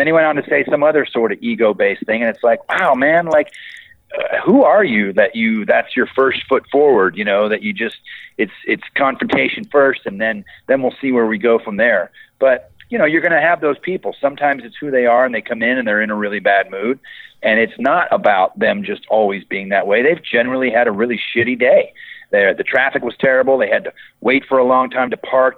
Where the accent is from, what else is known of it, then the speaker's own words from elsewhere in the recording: Boulder, Colorado, United States; I grew up in Boulder, so people know me